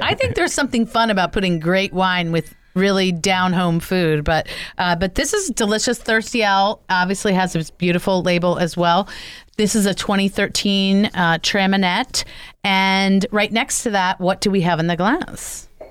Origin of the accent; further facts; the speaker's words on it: New Jersey, United States; my home state of New Jersey